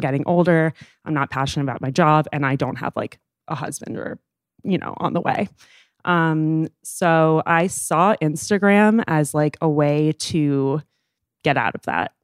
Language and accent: English; New York City, New York, United States; I am thirty years old and I am from New York City.